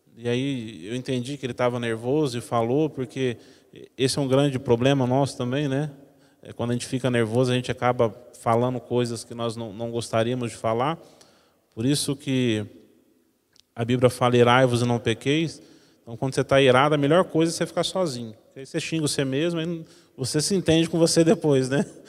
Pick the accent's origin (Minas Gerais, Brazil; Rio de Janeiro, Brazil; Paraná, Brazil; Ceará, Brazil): Minas Gerais, Brazil; Como eu sou mineiro